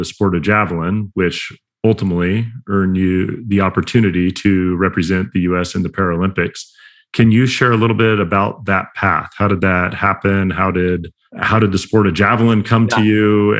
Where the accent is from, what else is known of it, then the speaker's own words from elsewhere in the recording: Oregon, United States; I grew up in Southern Oregon and my dad's from the Bay Area.